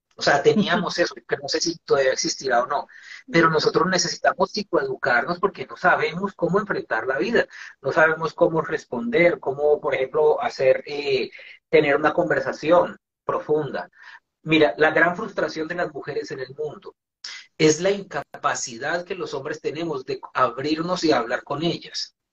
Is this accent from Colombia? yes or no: yes; Colombia; moved away as an adult; also born or lived in Venezuela; emigré de Colombia a Venezuela en el año 2000.